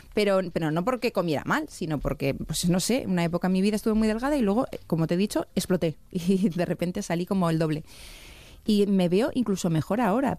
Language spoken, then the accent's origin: Spanish; Bilbao, Basque Country, Spain; Y yo de Bilbao